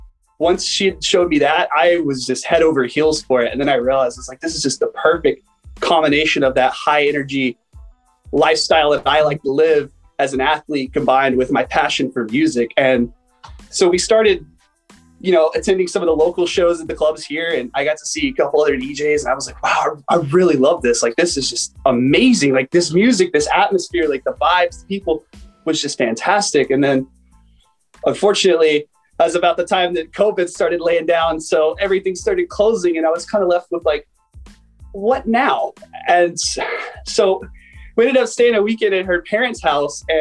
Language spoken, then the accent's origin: English; San Diego, California, United States; I'm from San Diego, California